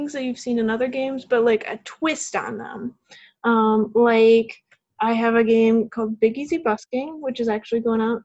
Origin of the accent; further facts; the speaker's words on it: Chicago, Illinois, United States; moved away as an adult; now in Huntsville, United States; I grew up around Chicago, Illinois, which definitely has snow